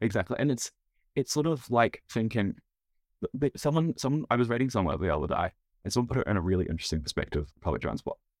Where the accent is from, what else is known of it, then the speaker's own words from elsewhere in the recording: United States; now in New Zealand; I'm an American